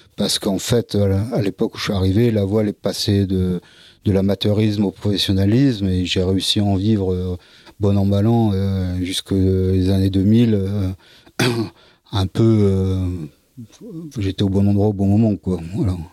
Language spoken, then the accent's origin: French; Dunkirk, Hauts-de-France, France; also born or lived in Lille / Brittany (Bay of Morlaix); je suis né à Dunkerque